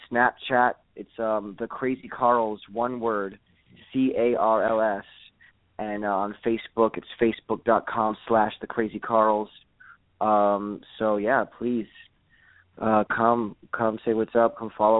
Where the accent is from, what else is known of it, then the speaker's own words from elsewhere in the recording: Miami, Florida, United States; I'm from Miami. I definitely have a Miami influence